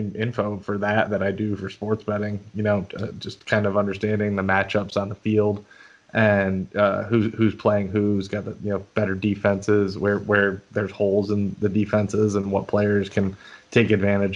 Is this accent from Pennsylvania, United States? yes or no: yes; northeastern Pennsylvania, United States; moved away as an adult; also born or lived in Rochester, New York; now in Charleston, United States; I grew up in northeastern Pennsylvania, about 5 minutes from